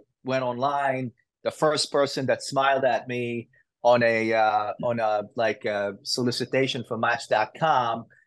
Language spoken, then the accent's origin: English; Israel; moved away as an adult; I grew up in Israel.